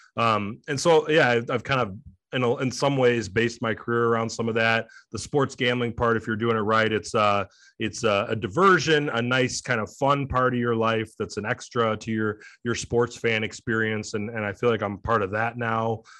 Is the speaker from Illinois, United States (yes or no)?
no; Detroit, Michigan, United States; also born or lived in Chicago; Came back to Detroit, my hometown